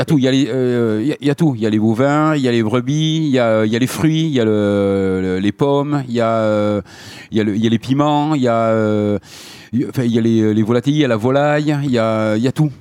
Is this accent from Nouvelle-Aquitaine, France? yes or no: yes; Biarritz, Nouvelle-Aquitaine, France; je suis né à Biarritz